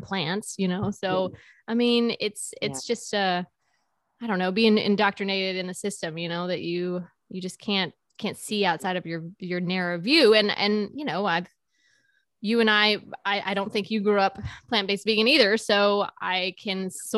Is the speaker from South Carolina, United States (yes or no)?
yes; South Carolina, United States; moved away as an adult; also born or lived in Charleston, South Carolina; now in Wilmington, United States; I'm from South Carolina, but we moved to Wilmington, North Carolina. We were in Charleston for 16 years.